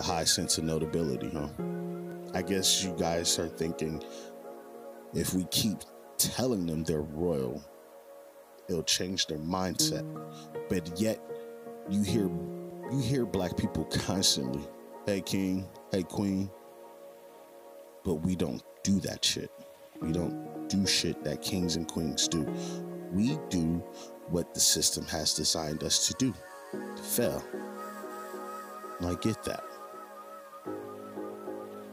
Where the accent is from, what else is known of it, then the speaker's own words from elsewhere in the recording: United States; I'm in America now. I'm American.